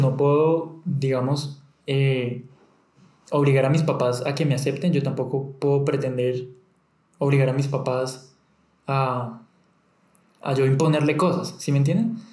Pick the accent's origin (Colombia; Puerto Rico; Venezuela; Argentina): Colombia; Bucaramanga, Santander; moved away; yo salí de Bucaramanga